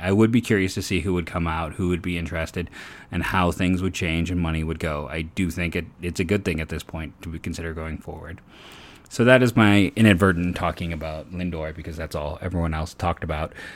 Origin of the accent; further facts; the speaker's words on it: Northeast Ohio, United States; I'm a thirty-year-old born and raised in the Northeast Ohio area